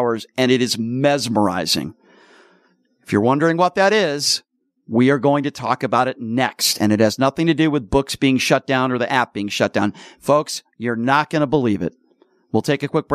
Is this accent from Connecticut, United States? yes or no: yes; Connecticut, United States; now in Las Vegas, United States; I grew up in Connecticut, and I used to spend a lot of time in Boston.